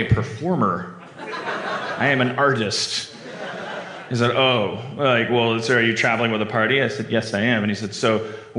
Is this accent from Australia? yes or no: no; Canada; Like, you'd go up to customs and be like, I'm a Canadian. Let me in.